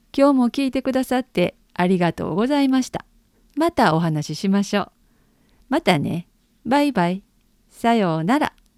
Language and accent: Japanese; Osaka, Japan; accent: Osaka dialect (Osaka-ben); 私は大阪で生まれて 大阪で育ちましたあの私が日常使う言葉は大阪弁です